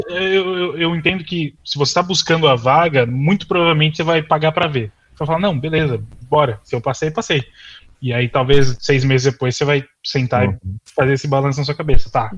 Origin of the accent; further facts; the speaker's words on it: Brazil; moved away as an adult; also born or lived in São Paulo; now in Ireland; estudado quando eu estava no Brasil.